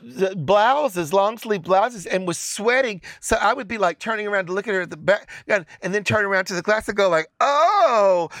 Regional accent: Chattanooga, Tennessee, United States; where I grew up in Chattanooga, Tennessee

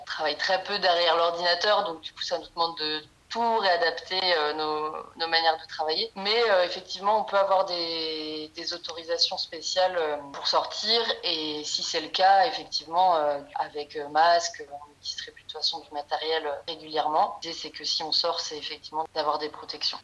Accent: France; moved away as an adult; now in Apartadó, Colombia; on est français

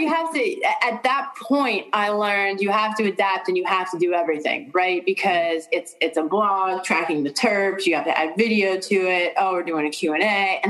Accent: Pittsburgh, Pennsylvania, United States; I'm from Pittsburgh.

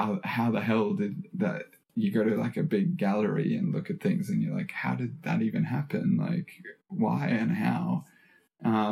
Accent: Australia; being an Australian citizen

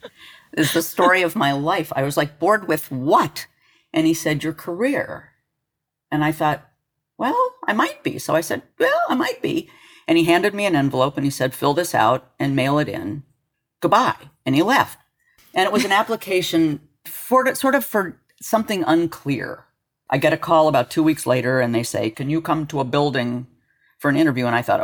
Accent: Los Alamos, New Mexico, United States; I was born in Los Alamos. My daddy was a nuke.

